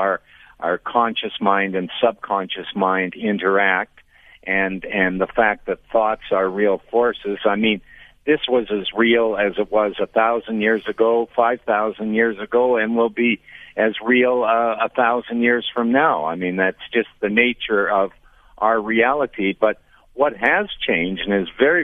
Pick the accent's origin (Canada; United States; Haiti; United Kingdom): Canada; I'm from Canada